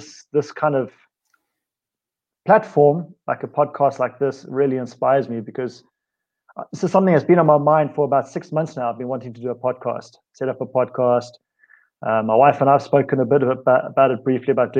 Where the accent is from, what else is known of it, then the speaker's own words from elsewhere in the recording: South Africa; accent: South African; my accent is South African. I grew up in a very sporting environment